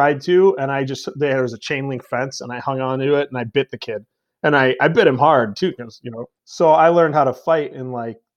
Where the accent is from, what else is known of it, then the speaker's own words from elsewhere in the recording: Elgin, Illinois, United States; I was born and raised in Elgin, so it's not like the toughest town in the world